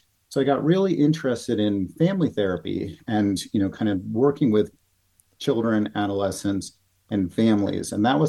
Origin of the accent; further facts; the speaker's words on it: Norwalk, Connecticut, United States; moved away as an adult; also born or lived in Denver / Santa Barbara; So I grew up in Connecticut, in Norwalk, Connecticut. My parents, my dad was a plumber, my mom was a bookkeeper, and they divorced when I was 6 years old. Okay. So we grew up in a middle-class kind of family